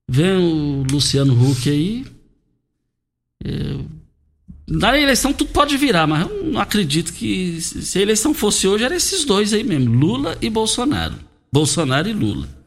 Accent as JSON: {"language": "Portuguese", "country": "Brazil", "tie": "born or raised there", "said": "nós fomos criados juntos ali no Parque Bandeirantes."}